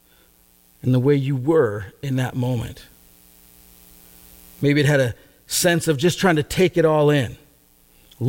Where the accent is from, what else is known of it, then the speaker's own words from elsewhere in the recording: Gig Harbor, Washington, United States; My brother and I, we grew up in Gig Harbor, a town kind of south and west of us